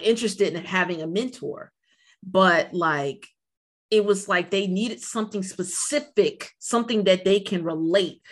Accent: Silver Spring, Maryland, United States; I'm from Silver Spring.

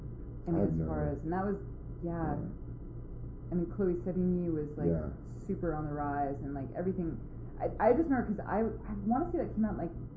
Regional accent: Manhattan, New York, United States; Growing up in Manhattan, you grow up fast in ways that aren't necessarily, you know, par for the course with your age.

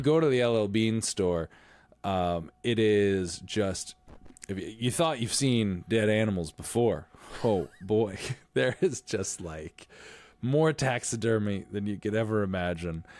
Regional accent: Stratford, Connecticut, United States; I was born and raised in Stratford, Connecticut

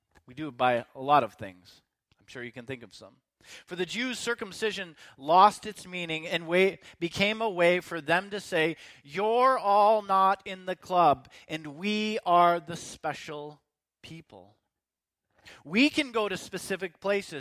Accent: Canada; my citizenship to Canada

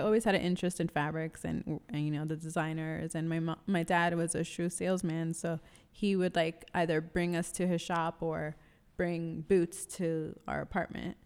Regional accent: New York City, New York, United States; I am born and raised in New York City

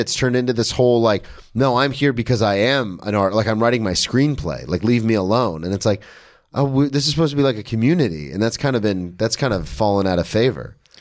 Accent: the South, United States; I'm from the South.

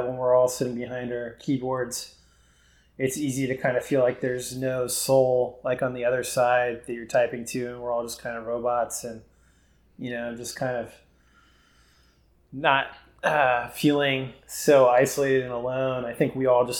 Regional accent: Houston, Texas, United States; Born and raised. H-Town represent

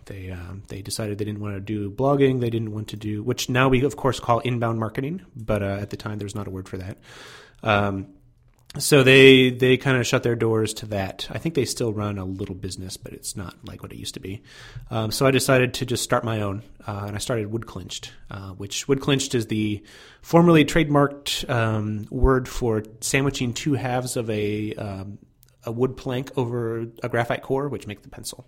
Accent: Fort Wayne, Indiana, United States; I grew up in Fort Wayne, Indiana

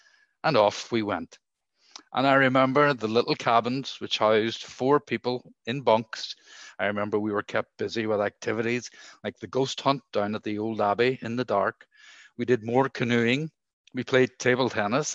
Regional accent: Derry, Northern Ireland, United Kingdom; where I grew up in Derry

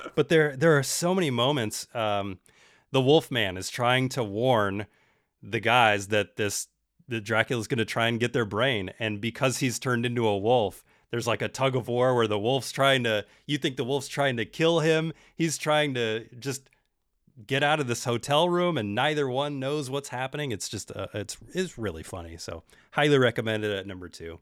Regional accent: Bay Area, California, United States; I'm from the Bay Area

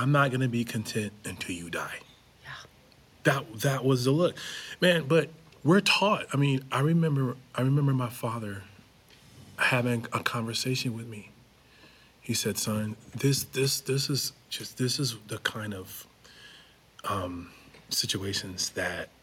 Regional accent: Syracuse, New York, United States; moved away; I'm from New York.

